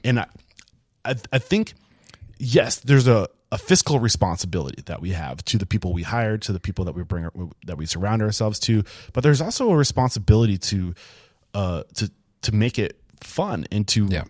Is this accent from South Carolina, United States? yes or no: no; New Hampshire, United States; I'm from New Hampshire.